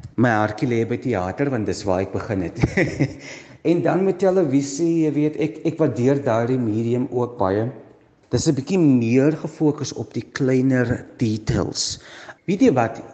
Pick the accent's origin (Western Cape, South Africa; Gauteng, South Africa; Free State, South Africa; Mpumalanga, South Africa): Western Cape, South Africa; Stellenbosch; ek is gebore in Stellenbosch um, daar groot geword, skool gegaan.